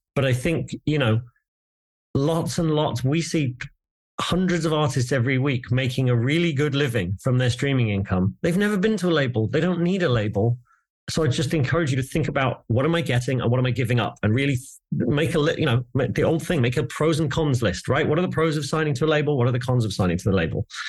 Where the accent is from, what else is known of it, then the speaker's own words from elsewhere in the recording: England, United Kingdom; I'm English